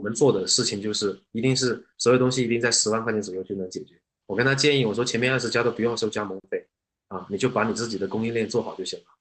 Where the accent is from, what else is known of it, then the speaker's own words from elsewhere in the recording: China; 这种酸酸辣辣的口味是我们是我们中国人能够接受的